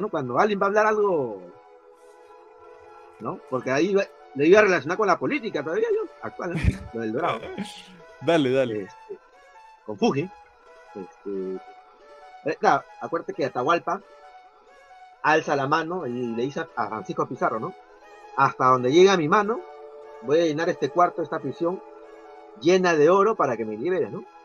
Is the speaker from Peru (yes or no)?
yes; Peru; Ya, yo soy de del Perú, pero pues, México